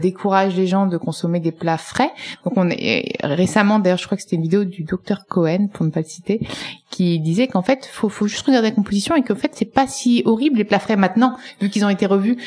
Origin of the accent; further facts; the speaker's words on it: Tuscany, Italy; Je suis italienne